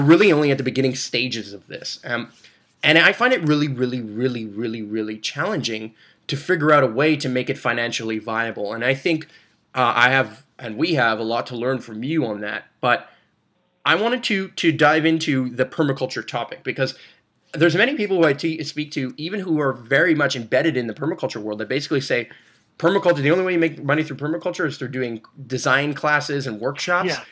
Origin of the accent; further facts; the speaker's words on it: Brossard, Quebec, Canada; I was born and raised in Brossard